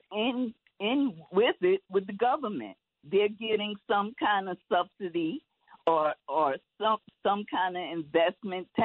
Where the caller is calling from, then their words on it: Manhattan, New York, United States; from Manhattan.